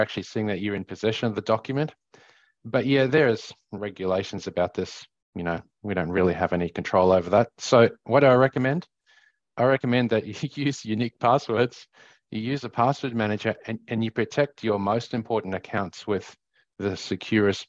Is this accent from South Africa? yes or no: yes; South Africa; now in Australia; growing up in South Africa